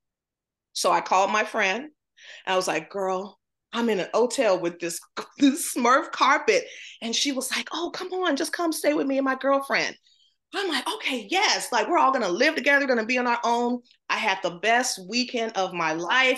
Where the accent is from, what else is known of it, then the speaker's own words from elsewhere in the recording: the South, United States; I grew up in the South, black home